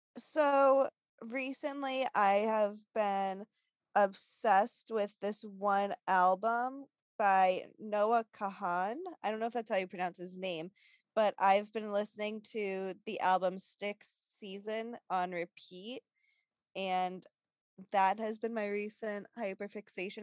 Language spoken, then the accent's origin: English; New England, United States; growing up in New England